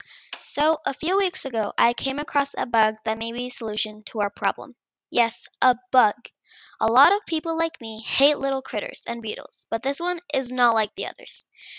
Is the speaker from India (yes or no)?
yes; India; 2 years ago, when I visited my home country, India, I realized that many people suffer without clean water to drink.